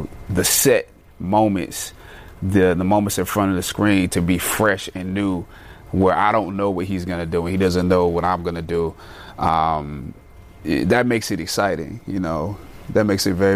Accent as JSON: {"language": "English", "country": "United States", "said": "an African American, I don't have a direct connection to the continent."}